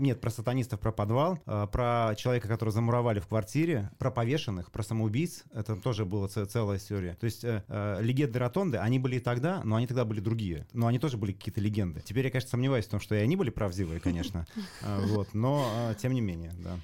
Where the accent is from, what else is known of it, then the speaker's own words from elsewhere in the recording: Saint Petersburg, Russia; я вот вырос в Ленинграде, и, э, очень хорошо этот город знаю